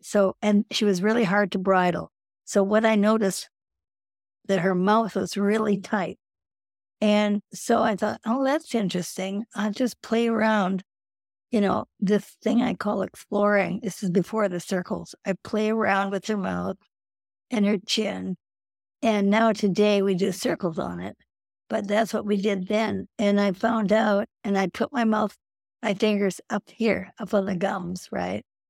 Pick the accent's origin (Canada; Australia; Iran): Canada; Edmonton, Alberta; I, growing up in Canada, had had four years of French and Latin.